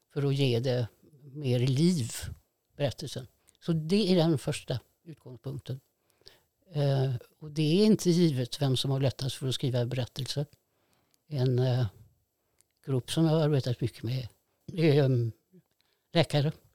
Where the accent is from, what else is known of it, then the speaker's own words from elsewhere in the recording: Fiskebäckskil, Västra Götaland, Sweden; jag är ju uppvuxen på Skafte. Gick i byskolan i Fiskebäckskil